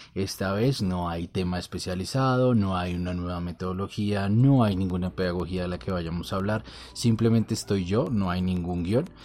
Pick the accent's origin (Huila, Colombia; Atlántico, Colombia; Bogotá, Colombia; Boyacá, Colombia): Bogotá, Colombia; En mi país, Colombia, de donde soy natal, la ciudad Bogotá, donde trabajo también